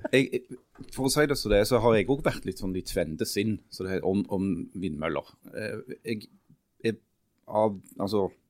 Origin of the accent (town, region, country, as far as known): Stavanger, Rogaland, Norway; moved away